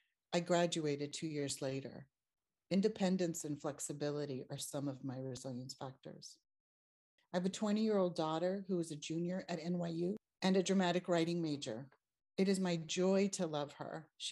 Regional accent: Los Angeles, California, United States; born and raised in East Los Angeles, which is Tongva territory

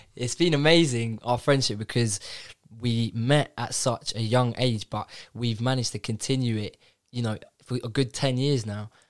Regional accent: London, United Kingdom; I'm from North London

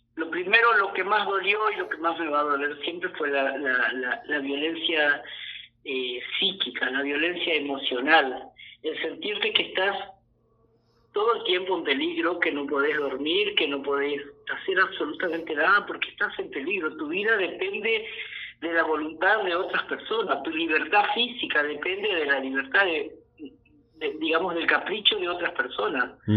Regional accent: Villa Ana, Santa Fe, Argentina; now in San Justo, Argentina; yo soy oriundo, soy nacido y bien criado en Villana, provincia de Santa Fe, un pueblo de la época de la forestal. Y en el año 78 mis padres se trasladaron a San Justo, provincia de Santa Fe. bueno, aquí me terminé de criar

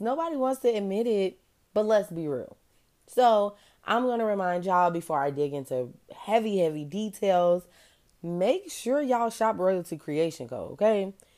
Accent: Chicago, Illinois, United States; I'm from Chicago

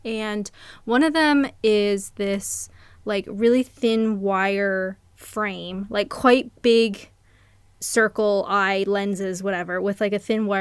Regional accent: Canada; I'm Canadian

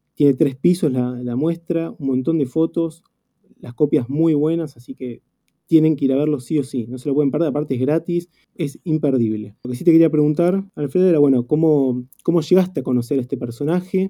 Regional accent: Argentina; mí particularmente como, argentino

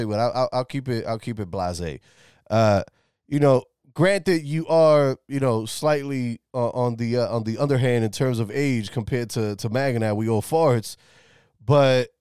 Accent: New York City, New York, United States; I'm originally from the Bronx

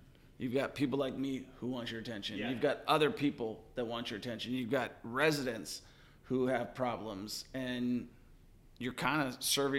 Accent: Seattle, Washington, United States; now in Kansas City, United States; I'm from Seattle originally.

